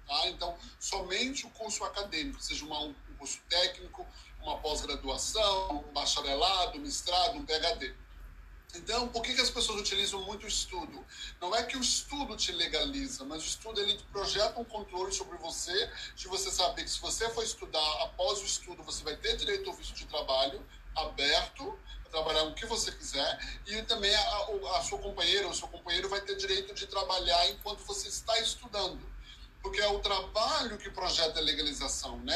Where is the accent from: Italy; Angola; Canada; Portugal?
Canada; Toronto, Ontario; eu moro em Toronto e nasci em Toronto